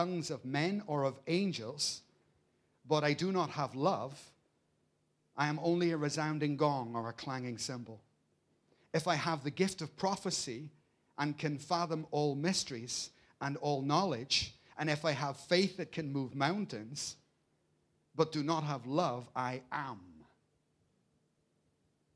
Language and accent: English; Belfast, Northern Ireland, United Kingdom; I grew up in Belfast